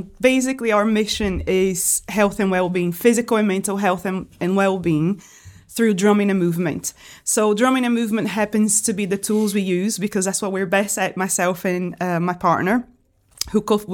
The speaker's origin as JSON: {"language": "English", "country": "Brazil", "also_born_or_lived": "Washington, D.C., United States", "moved": "yes", "lives_now": "Liverpool, United Kingdom", "said": "I'm from Brazil originally, but I was living in the United States before I moved here. I was living in Washington, D.C."}